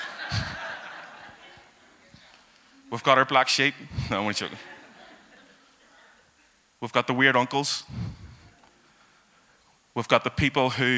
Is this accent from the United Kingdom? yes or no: yes; Belfast, Northern Ireland, United Kingdom; I have been a Belfast guy all my life. I grew up in East Belfast